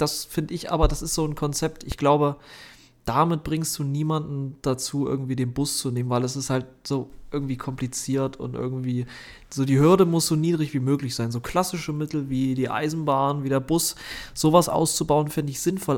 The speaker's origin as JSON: {"language": "German", "country": "Germany", "said": "bei uns in Deutschland"}